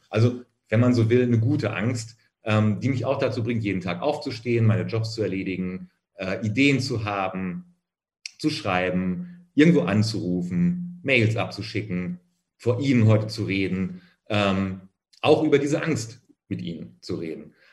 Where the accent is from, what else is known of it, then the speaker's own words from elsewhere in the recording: Minden, North Rhine-Westphalia, Germany; außerhalb von Minden, wo ich aufgewachsen bin